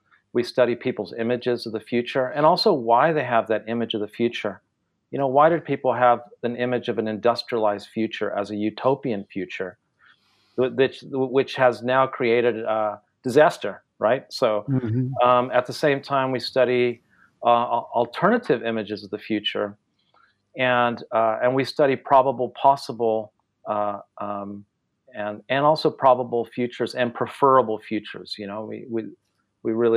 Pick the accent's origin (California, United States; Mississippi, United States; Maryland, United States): California, United States; first language Spanish; English is a second language; moved away as an adult; also born or lived in Japan / Taiwan; Growing up in California in the 1970s